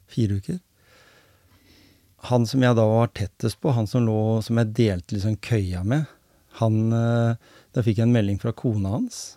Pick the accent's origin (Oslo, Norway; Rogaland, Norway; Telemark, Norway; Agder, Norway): Telemark, Norway; Grenland; Jeg kom jo fra Grenland